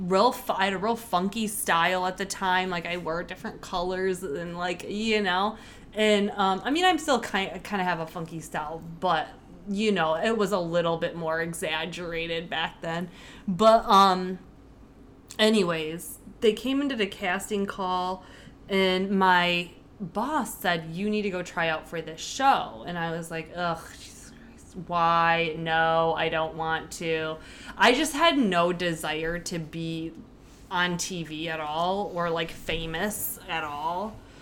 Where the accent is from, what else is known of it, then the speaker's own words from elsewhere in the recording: Michigan, United States; No, I'm from Michigan, actually, originally, if you didn't know that.